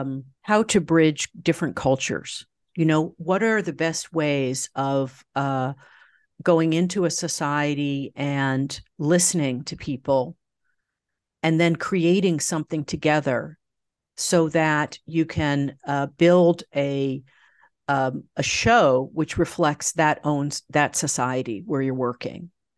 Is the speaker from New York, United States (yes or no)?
yes; New York, United States; I mean, I grew up in I was born in New York City in the Village and grew up just outside New York, about 30 minutes north.